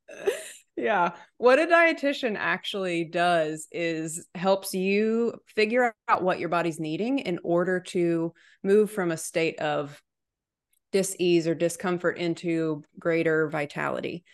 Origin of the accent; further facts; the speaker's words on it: Chattanooga, Tennessee, United States; now in Nashville, United States; I was born and raised in Chattanooga